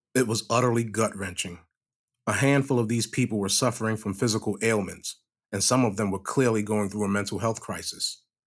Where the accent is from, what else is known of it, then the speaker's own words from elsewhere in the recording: New York, United States; now in Manchester, United States; I'm a New Yorker. I know what homelessness looks like in a major city